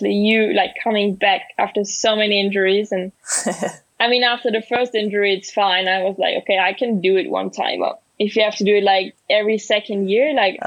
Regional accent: Leogang, Salzburg, Austria; It's my hometown.

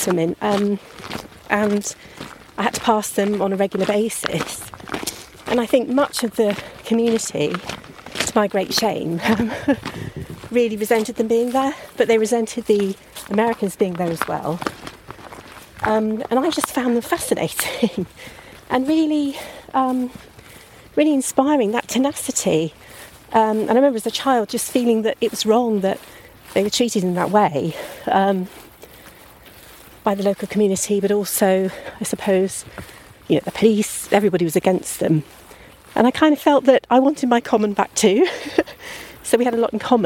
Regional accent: North Wessex Downs, South East England, United Kingdom; also born or lived in Pangbourne / Greenham; I've grown up in the area

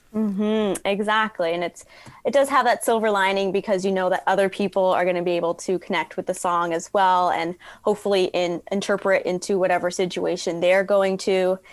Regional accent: Toronto, Ontario, Canada; growing up in Toronto

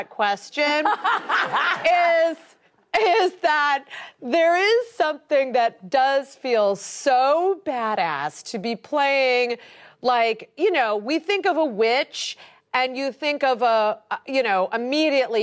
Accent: Ohio, United States; moved away; I'm just from Ohio

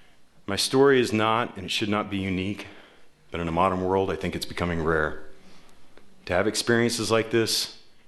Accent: Tacoma, Washington, United States; my hometown, Tacoma

